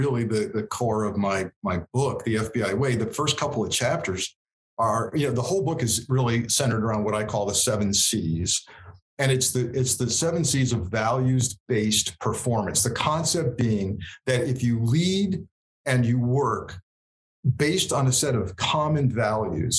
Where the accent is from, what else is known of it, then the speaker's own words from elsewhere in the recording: Southern Connecticut, United States; growing up in the New York metropolitan area, I was in Southern Connecticut